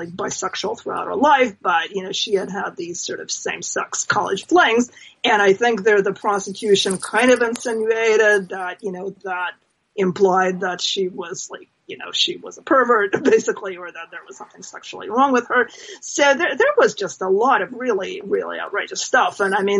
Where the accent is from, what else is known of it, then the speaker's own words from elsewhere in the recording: New Jersey, United States; I mean, in my home state in New Jersey